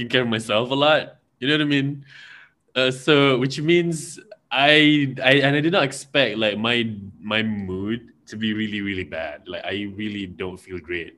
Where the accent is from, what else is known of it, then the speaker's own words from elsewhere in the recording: Malaysia; I'm from Malaysia.